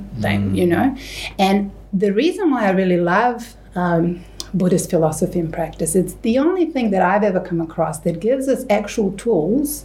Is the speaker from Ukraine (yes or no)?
no; Serbia; moved away; I grew up in Serbia in the 80s